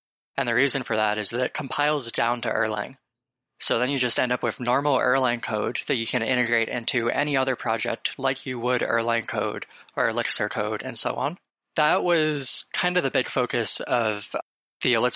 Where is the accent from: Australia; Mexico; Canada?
Canada; Waterloo, Ontario; moved away as an adult; now in Bay Area, United States; I'm originally from Canada. I grew up in Waterloo, Ontario, actually. I basically spent my entire life there